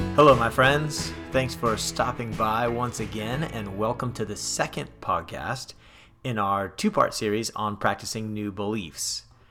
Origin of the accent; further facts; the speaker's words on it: California, United States; Growing up in California